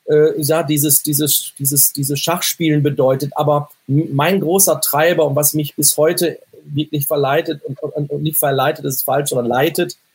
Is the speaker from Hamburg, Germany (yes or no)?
no; North Rhine-Westphalia, Germany; mein Naturell, ich bin ja aus, ein Kind des Ruhrgebiets und bin sag mal, stets positiv, halbvolles Glas.